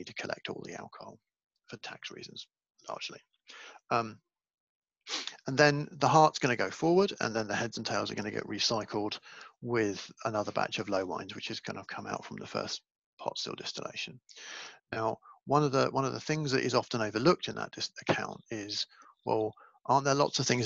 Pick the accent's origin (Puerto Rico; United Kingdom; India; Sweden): United Kingdom; I grew up in Britain